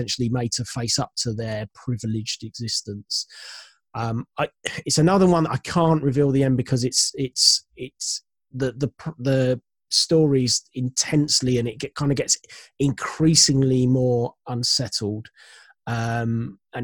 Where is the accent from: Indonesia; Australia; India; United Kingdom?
United Kingdom; being British